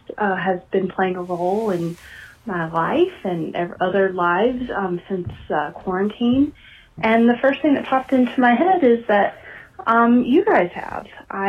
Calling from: Memphis, Tennessee, United States; I'm calling from Memphis, Tennessee.

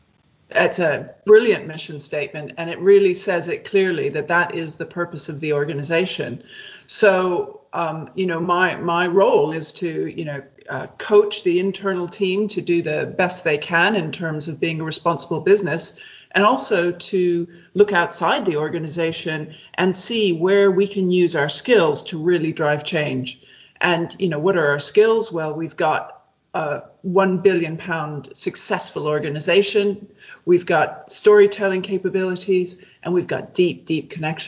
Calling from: Amsterdam, North Holland, Netherlands; I'm dialing in from central Amsterdam. I've just been here for a few weeks and it's very exciting.

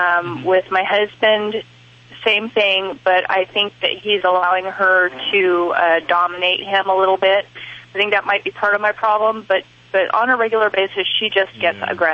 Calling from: Idaho, United States

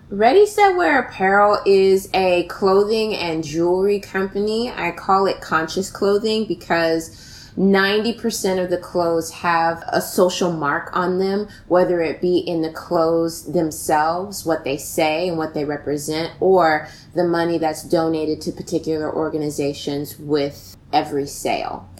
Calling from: New York City, New York, United States; I am calling from the Bronx, New York

